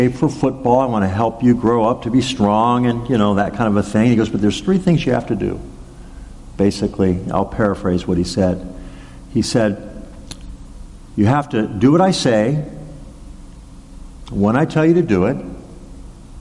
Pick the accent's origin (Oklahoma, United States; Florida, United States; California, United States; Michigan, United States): California, United States; Arcadia; the town of Arcadia, where I grew up in Southern California